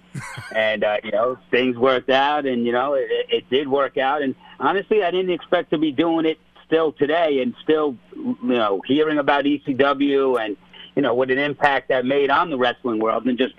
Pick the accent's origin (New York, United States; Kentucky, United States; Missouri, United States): New York, United States; also born or lived in Rockland County, New York; I grew up in New York. I was born in Queens, in Howard Beach, and moved up to Rockland County from there.